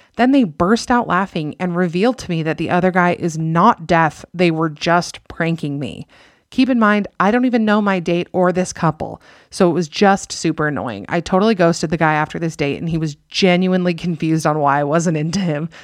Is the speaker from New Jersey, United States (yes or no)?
no; Utah, United States; I'm from Utah